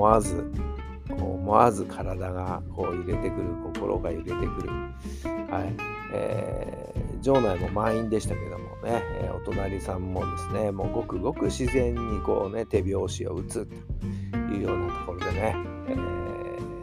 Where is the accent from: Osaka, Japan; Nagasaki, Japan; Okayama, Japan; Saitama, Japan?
Saitama, Japan; 地元埼玉